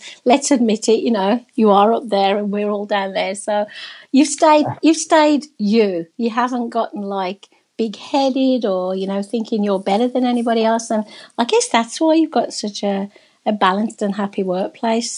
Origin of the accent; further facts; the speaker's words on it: England, United Kingdom; now in Canada; I'm a Brit, I'm from England.